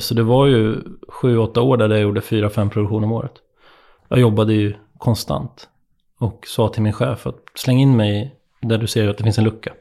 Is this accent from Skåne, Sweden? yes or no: no; Nyköping, Södermanland, Sweden; moved away as an adult; när jag flyttade hemifrån från Nyköping